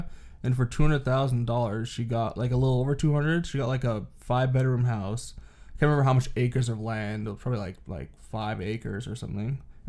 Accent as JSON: {"language": "English", "town": "Toronto", "region": "Ontario", "country": "Canada", "also_born_or_lived": "Oshawa"}